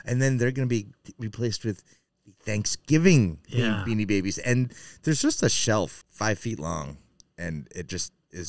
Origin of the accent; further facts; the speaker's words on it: New Hampshire, United States; moved away; I'm from New Hampshire.